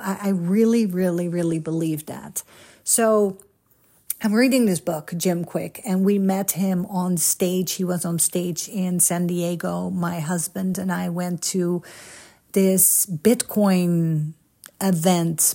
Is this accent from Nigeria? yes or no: no; Netherlands; moved away as an adult; also born or lived in Egypt / Italy; now in United States; I am a Dutchie, born and raised in Holland